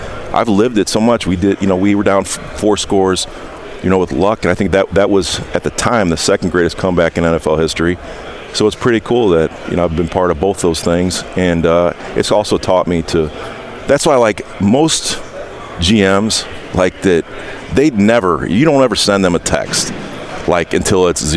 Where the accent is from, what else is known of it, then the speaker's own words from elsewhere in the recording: Indiana, United States; I'm from Indiana